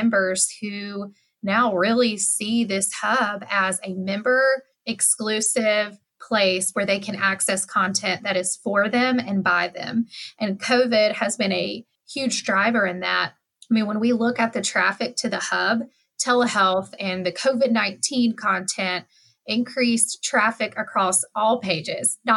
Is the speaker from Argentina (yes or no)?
no; West Tennessee, United States; I'm from West Tennessee